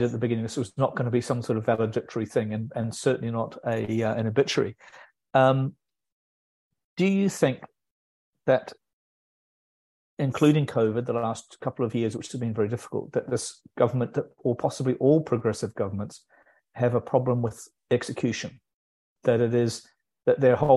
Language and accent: English; New Zealand; as I am as a New Zealander